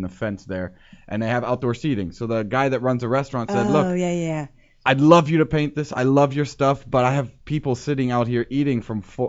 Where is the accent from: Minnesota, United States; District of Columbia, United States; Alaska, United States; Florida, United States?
District of Columbia, United States; Washington; now in Berlin, Germany; Washington, D.C., my hometown, my birthplace